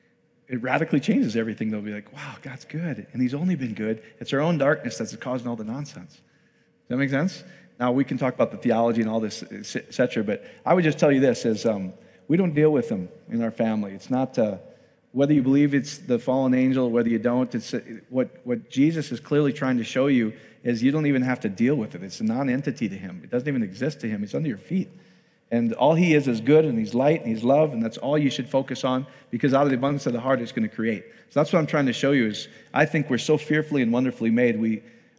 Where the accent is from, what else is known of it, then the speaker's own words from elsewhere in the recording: Iowa, United States; I'm from Iowa, speak slowly.